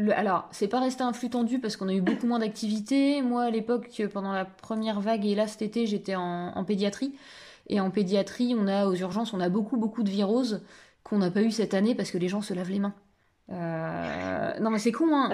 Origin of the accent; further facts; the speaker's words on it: Picardy, Hauts-de-France, France; moi j'étais à la FAEP parce que je suis picarde